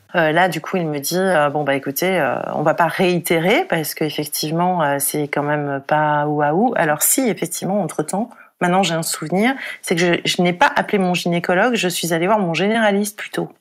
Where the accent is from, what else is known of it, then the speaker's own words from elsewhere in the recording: Paris, Île-de-France, France; je suis parisienne